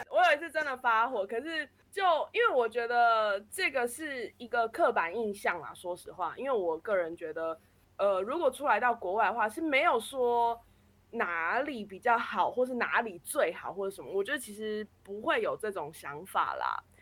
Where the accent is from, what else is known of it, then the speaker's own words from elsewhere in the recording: Taiwan; moved away as an adult; now in Germany; 我们都一直生在台湾一个这么便利的环境下